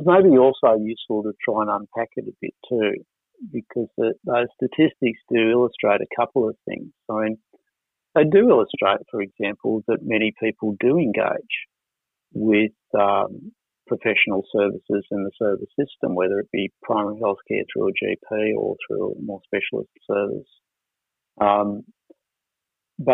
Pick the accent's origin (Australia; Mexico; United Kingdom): Australia; Wollongong, New South Wales; when I was a kid growing up in Wollongong